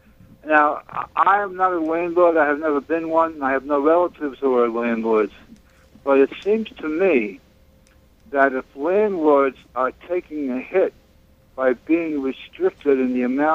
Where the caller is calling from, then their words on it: Williamsburg, New York, United States; I'm from Williamsburg.